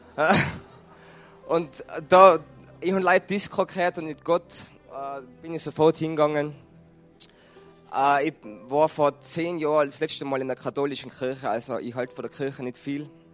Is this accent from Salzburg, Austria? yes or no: no; Tyrol, Austria; ich bin ein Tiroler